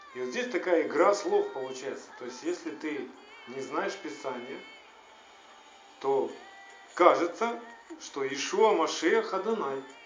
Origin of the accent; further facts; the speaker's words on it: Ukraine; у меня в паспорте может стоять отметка, что я украинец